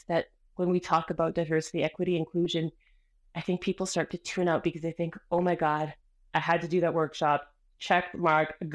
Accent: Canada; first language Spanish; English is a second language; also born or lived in Colombia; I'm from Colombia. I was born in Canada, but my parents arrived the year before I was born. So they hadn't quite realized that they left the country yet, you know? So I was very much raised in Colombia inside of Canada

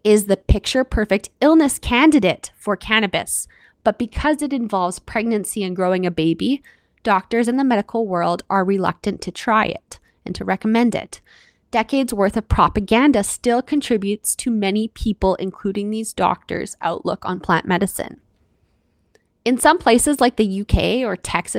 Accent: Canada; I'm your Canadian host

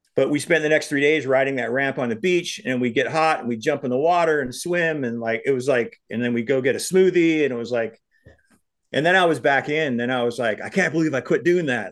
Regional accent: Big Sandy, Montana, United States; my hometown of Big Sandy

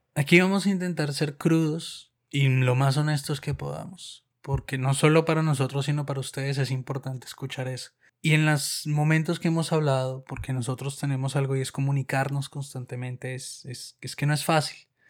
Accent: Colombia; now in Moscow, Russia; Soy un colombiano que vive en Moscú desde hace muchos años

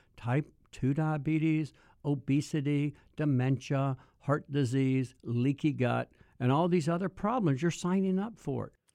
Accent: Mississippi, United States; I was born in Mississippi

